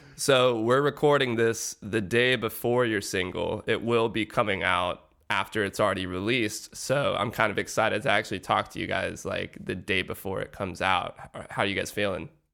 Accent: Atlanta, Georgia, United States; my hometown, Atlanta, Georgia

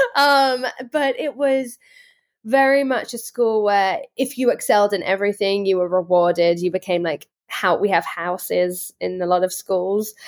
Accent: Worcestershire, West Midlands, United Kingdom; moved away as an adult; now in United States; I grew up in Worcestershire, England

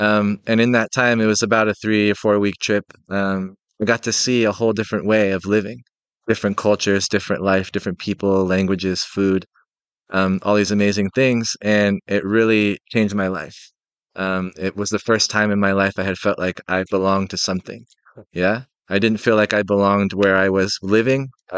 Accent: Seattle, Washington, United States; So, I'm 38. I'm from Seattle, Washington, in the United States, and I grew up in a really small rural town in the Northwest.

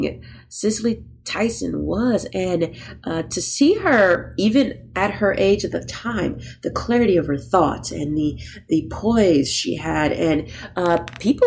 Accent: Texas, United States; I grew up in Texas

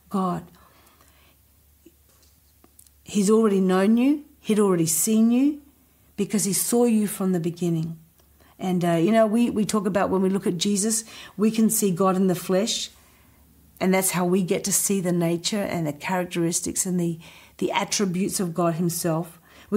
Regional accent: Adelaide, South Australia, Australia; moved away; also born or lived in Indonesia; growing up in Adelaide. He saw me move to Indonesia.

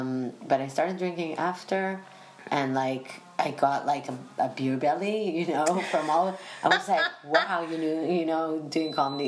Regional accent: United Kingdom; Both my parents are from London, so yeah. I'm British.

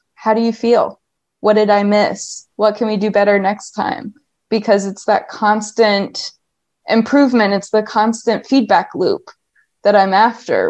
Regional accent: Ohio, United States; moved away as an adult; also born or lived in upstate New York; I was um, born and raised in Ohio

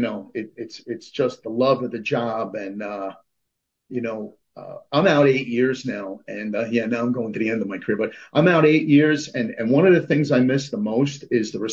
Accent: North Bergen, New Jersey, United States; I'm from North Bergen

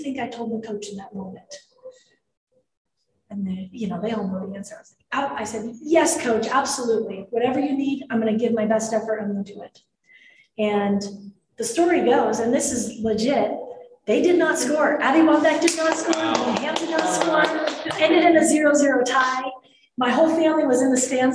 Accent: Denver, Colorado, United States; moved away as an adult; also born or lived in Utah; this was in my hometown. We were at Mile High Stadium in Denver, Colorado.

